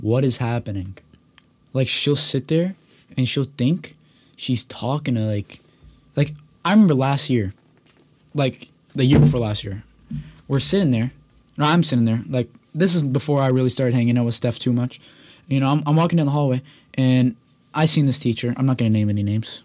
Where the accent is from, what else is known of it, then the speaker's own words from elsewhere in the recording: Toronto, Ontario, Canada; I grew up in Toronto, Ontario